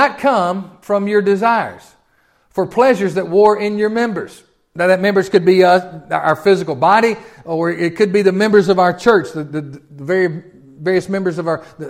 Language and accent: English; Tennessee, United States; I'm from Tennessee.